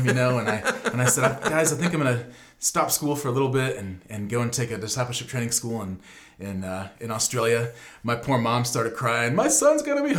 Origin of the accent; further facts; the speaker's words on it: San Diego, California, United States; moved away as an adult; now in New Zealand; I grew up in San Diego.